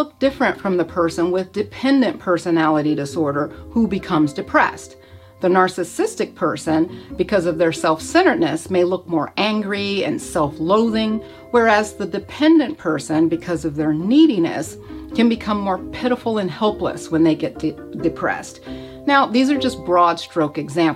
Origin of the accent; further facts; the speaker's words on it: Florida, United States; I grew up in Florida, which is a warm climate